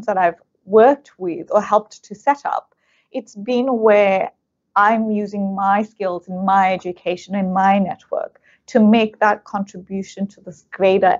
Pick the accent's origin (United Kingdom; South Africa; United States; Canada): South Africa; now in Australia; I'm South African of Indian origin, and I grew up in apartheid South Africa